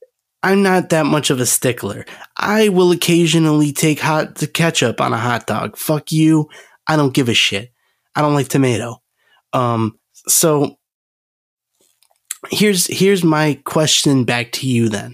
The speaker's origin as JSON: {"language": "English", "town": "Chicago", "region": "Illinois", "country": "United States", "said": "I'm from Chicago."}